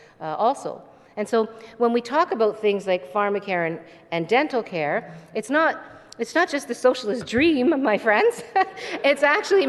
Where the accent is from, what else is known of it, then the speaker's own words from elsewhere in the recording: Hamilton, Ontario, Canada; I grew up in Stony Creek, which is now part of Hamilton